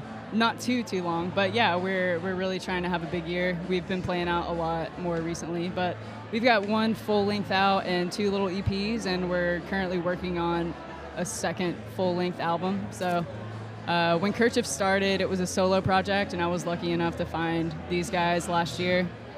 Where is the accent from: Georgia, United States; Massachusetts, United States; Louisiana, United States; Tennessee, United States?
Tennessee, United States; Cleveland